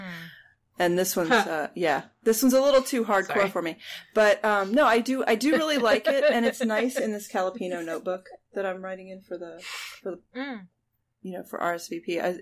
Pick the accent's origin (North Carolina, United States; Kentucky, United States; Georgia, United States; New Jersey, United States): North Carolina, United States; Jupiter; growing up in Jupiter, North Carolina